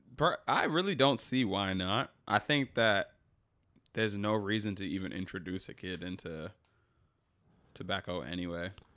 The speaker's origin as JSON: {"language": "English", "country": "United States", "said": "I'm American"}